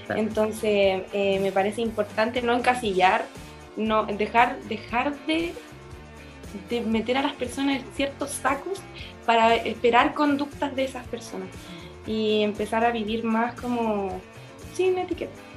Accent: Angol, Araucanía, Chile; now in Chiguayante, Chile; en Angol

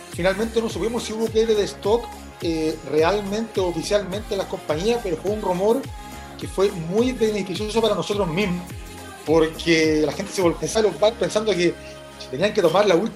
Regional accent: Rancagua, O'Higgins, Chile; soy originalmente oriundo de Rancagua, de la sexta región

